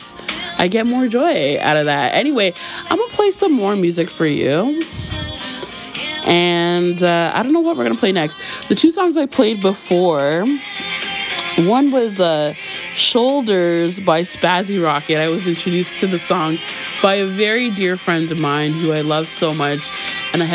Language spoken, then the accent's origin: English; Toronto, Ontario, Canada; my Toronto girl heart